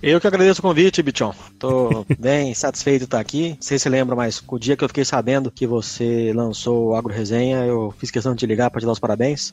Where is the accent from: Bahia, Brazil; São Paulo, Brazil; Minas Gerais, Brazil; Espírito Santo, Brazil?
São Paulo, Brazil; moved away as an adult; also born or lived in Piracicaba; Eu sou paulistano